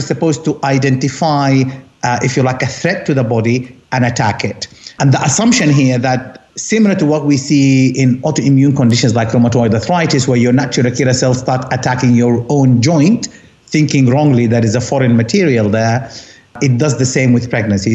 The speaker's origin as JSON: {"language": "English", "region": "Khartoum", "country": "Sudan", "tie": "born or raised there", "also_born_or_lived": "Essex, United Kingdom", "moved": "as an adult", "lives_now": "London, United Kingdom", "said": "I come from Khartoum, half Egyptian, half Sudanese, kind of ethnically, but I see myself more as Sudanese because I was born and raised there"}